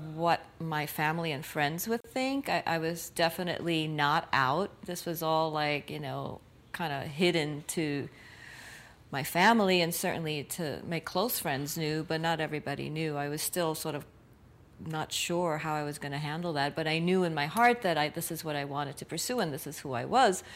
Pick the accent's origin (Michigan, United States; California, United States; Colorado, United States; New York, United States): New York, United States; New York City; I was born in Brooklyn, New York. My parents came to New York from Puerto Rico in the 1950s. And so I'm a diehard New Yorker